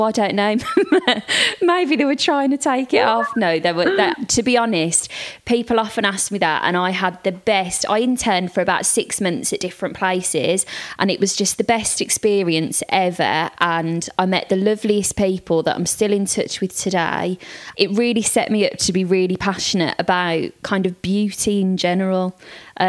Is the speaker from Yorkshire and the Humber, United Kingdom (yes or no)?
no; Birmingham, West Midlands, United Kingdom; also born or lived in Liverpool; I'm from Birmingham, went to uni in Liverpool